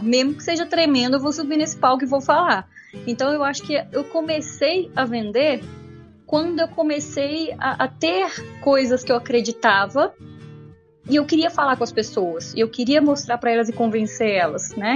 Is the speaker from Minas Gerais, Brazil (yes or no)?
yes; Barra Longa, Minas Gerais, Brazil; also born or lived in Viçosa; Eu fui, eu fui criada na roça. Quando eu falo que eu sou de Barra Longa, que tem 6.500 habitantes, na verdade eu, eu, fui criada na roça mesmo.